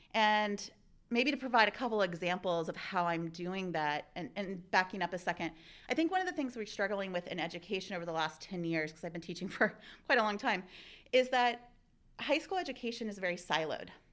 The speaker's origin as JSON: {"language": "English", "region": "Ohio", "country": "United States", "tie": "born or raised there", "also_born_or_lived": "Oregon", "moved": "yes", "said": "I'm an Ohioan originally, so it was really nice coming back to my home state"}